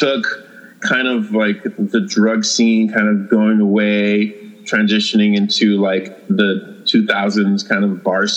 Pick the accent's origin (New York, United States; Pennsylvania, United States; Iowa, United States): New York, United States; New York City; I grew up in New York City in the 80s and 90s